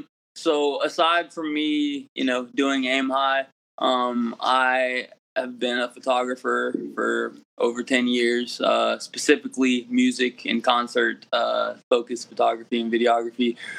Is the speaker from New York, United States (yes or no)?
no; Columbia, South Carolina, United States; We're from Columbia, South Carolina, but, you know, South Carolina, North Carolina, the Carolinas